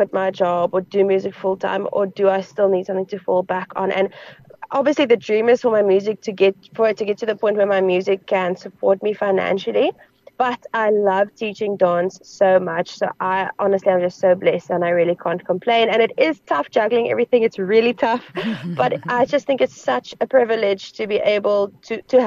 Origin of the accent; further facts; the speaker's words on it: Northern Cape, South Africa; I am an Afrikaans farm girl. I'm from the Northern Cape. I'm from the desert.